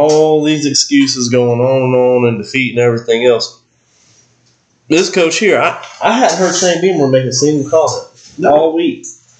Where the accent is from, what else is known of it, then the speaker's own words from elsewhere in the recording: South Carolina, United States; We're both from South Carolina. How about that?